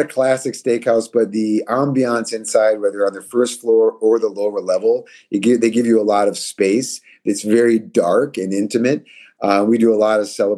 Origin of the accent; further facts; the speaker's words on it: Minneapolis, Minnesota, United States; now in Chicago, United States; I grew up in Minneapolis